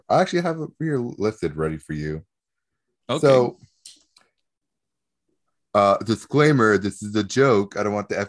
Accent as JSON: {"language": "English", "town": "Redlands", "region": "California", "country": "United States", "said": "I'm from Redlands."}